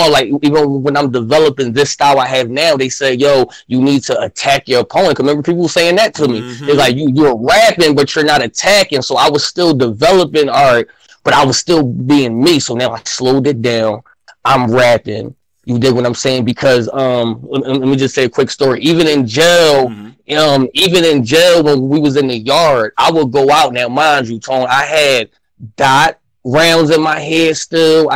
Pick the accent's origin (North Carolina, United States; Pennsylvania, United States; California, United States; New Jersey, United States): Pennsylvania, United States; Philadelphia; I'm from Philly